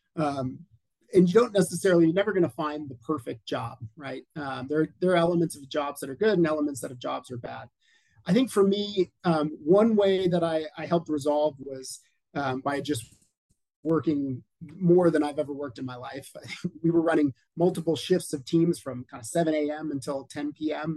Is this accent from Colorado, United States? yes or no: yes; Colorado, United States; I am in my home state of Colorado, right smack in the middle of the U.S. in Denver